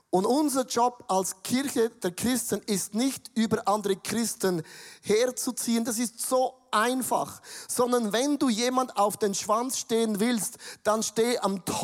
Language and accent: German; Switzerland; Aber für mich als Schweizer habe ich gedacht